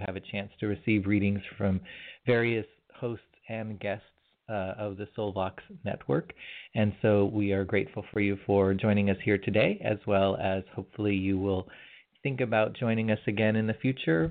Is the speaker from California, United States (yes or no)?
yes; California, United States; as a California boy